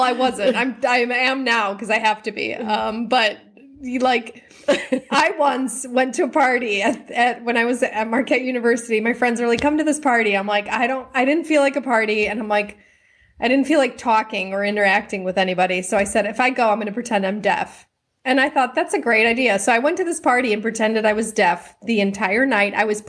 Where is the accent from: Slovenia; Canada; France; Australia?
Australia; Manly, New South Wales; I'm from Manly.